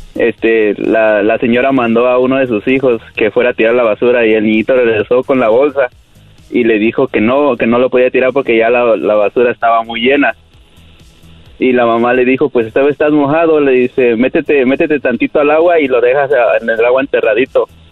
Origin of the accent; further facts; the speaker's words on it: Oaxaca, Mexico; moved away; Oaxaca, ahí donde es el gallo